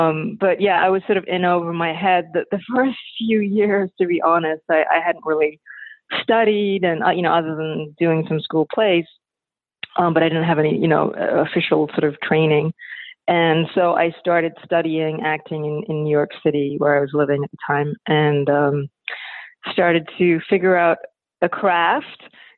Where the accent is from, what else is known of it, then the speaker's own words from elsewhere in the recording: London, United Kingdom; He was actually in London, and I'm from London, and I was happened to be going back to London for the holidays to see my family.